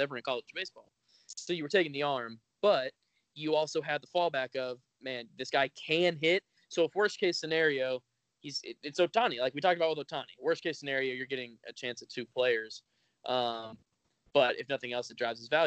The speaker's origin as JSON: {"language": "English", "region": "Florida", "country": "United States", "tie": "born or raised there", "said": "when I grew up in Florida"}